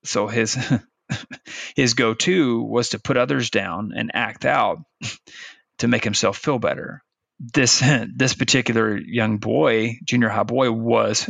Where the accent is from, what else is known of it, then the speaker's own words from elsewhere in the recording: Arkansas, United States; moved away as an adult; also born or lived in Virginia; Branson, Missouri was about an hour and a half north of where I grew up in Arkansas